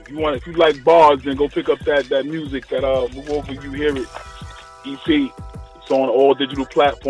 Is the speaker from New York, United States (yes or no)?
yes; New York City, New York, United States; also born or lived in Long Island; I'm originally from the Bronx.